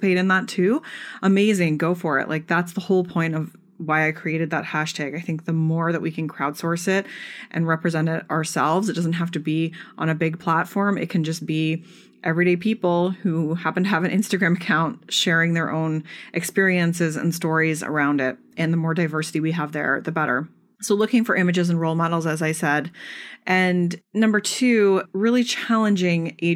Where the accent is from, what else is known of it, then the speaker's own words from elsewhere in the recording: Canada; I'm Canadian